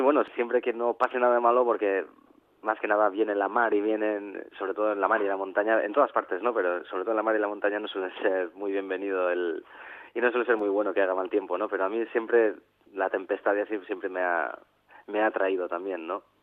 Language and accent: Spanish; Hondarribia, Basque Country, Spain; yo soy de Ondarribía